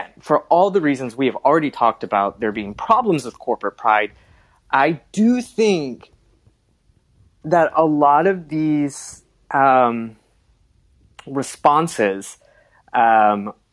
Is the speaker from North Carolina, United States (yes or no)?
no; North Florida, United States; also born or lived in Alabama / South Carolina / Georgia; I grew up in North Florida, you know, in Alabama, South Carolina, Georgia